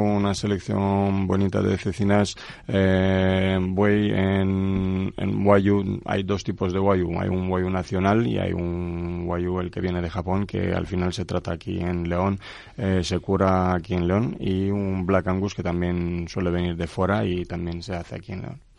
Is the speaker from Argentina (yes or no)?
no; Craiova, Dolj, Romania; Spanish is a second language; moved away as an adult; now in Tordesillas, Spain; Yo soy de Rumanía soy de una maravillosa ciudad que se llama Craiova. Nací ahí hace 44 años y desde hace 19 años pues eh, vivo aquí en España